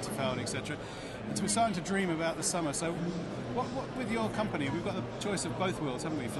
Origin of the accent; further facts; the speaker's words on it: United Kingdom; us British sailors